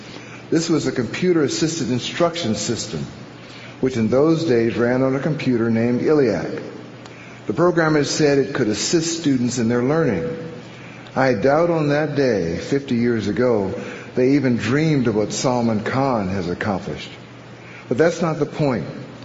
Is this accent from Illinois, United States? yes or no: yes; Urbana, Illinois, United States; Some of the famous early computers were being built in my hometown of Urbana, the birthplace of HAL 9000.